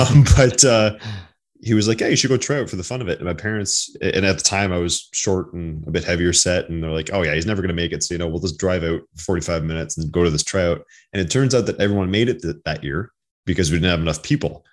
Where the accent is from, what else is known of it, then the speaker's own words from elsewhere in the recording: Ottawa Valley, Ontario, Canada; I grew up in Ottawa Valley, rural side